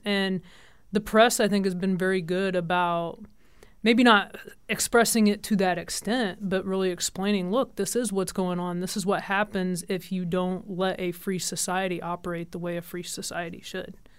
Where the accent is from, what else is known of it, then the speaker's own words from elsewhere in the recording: Kansas, United States; moved away as an adult; also born or lived in Jackson, Tennessee; I grew up in Kansas